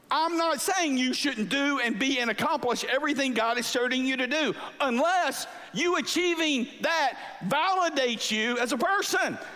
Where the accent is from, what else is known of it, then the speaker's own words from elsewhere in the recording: Angleton, Texas, United States; I grew up in South Texas by the beach